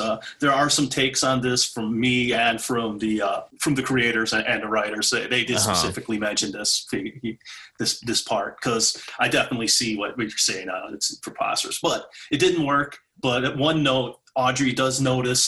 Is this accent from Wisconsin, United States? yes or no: yes; Wisconsin, United States; Growing up in Wisconsin, in the, you know, my formative years were the 80s